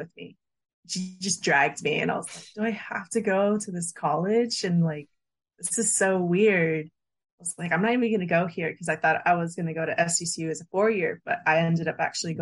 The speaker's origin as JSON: {"language": "English", "town": "San Diego", "region": "California", "country": "United States", "tie": "born or raised there", "said": "a born and raised San Diegan"}